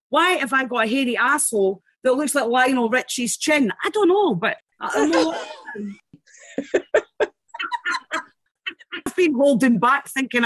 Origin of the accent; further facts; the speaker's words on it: Scotland, United Kingdom; I love being Scottish